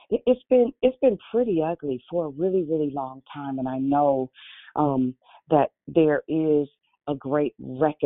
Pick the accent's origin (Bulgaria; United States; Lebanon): United States; Richmond; I'm from Richmond